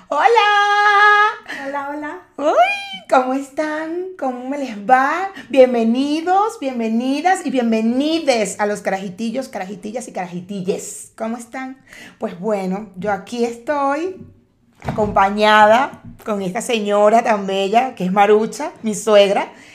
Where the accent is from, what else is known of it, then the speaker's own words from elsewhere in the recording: Cumaná, Sucre, Venezuela; also born or lived in Caracas, Venezuela; now in Mexico; yo soy de Cumaná, que es la costa, la parte del, del, oriente del país